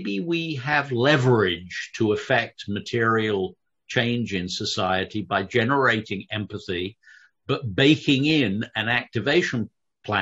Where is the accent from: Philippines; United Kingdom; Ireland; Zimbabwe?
United Kingdom; London; I grew up in London